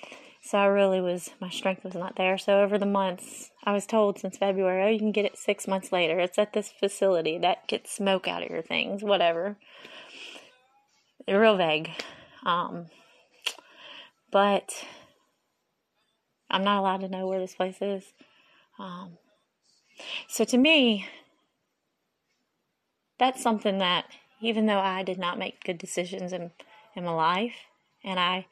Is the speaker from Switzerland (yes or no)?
no; Japan; born there; I was born in Japan